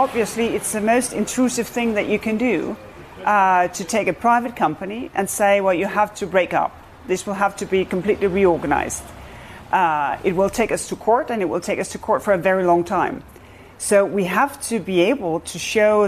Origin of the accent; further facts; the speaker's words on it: Denmark; I come from Denmark